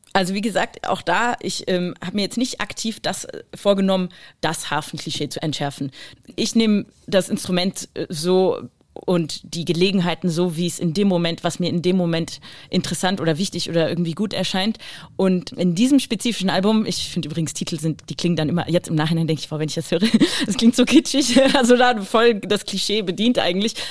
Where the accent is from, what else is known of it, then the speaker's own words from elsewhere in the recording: Düsseldorf, North Rhine-Westphalia, Germany; moved away; also born or lived in Basel, Switzerland; Ich bin, bin geboren in Basel, Basel ja. aber als Deutsche, also nicht als Schweizerin. Trotzdem Basel natürlich Rheinstadt also super mhm. wichtig, dann halt ein bisschen weiter bewegt nach Düsseldorf. Äh, ich würde schon Düsseldorf als meine Stadt empfinden